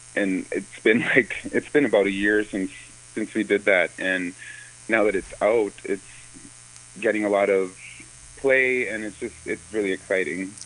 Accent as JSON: {"language": "English", "town": "New Town", "region": "North Dakota", "country": "United States", "tie": "born or raised there", "said": "I was born in Newtown"}